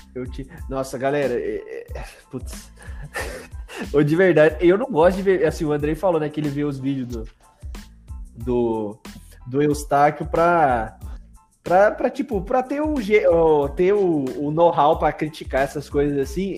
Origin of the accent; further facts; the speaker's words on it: Brazil; a gente é brasileiro